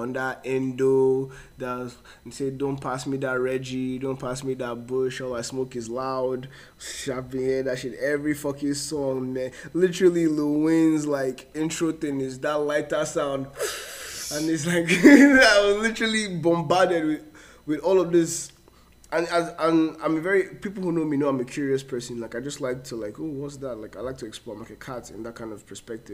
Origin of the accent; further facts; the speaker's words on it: Port Harcourt, Rivers State, Nigeria; moved away; most of my life and was in Port Harcourt.